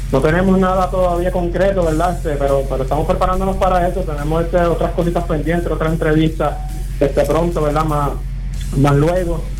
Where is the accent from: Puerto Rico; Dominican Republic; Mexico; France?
Puerto Rico; Aguadilla; eh, que es vocalista y, segunda guitarra, somos de Aguadilla, ella y yo.